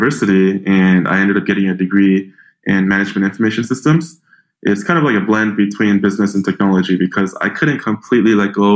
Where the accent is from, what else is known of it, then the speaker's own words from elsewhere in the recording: Tacoma, Washington, United States; I grew up in a small town called Tacoma, Washington.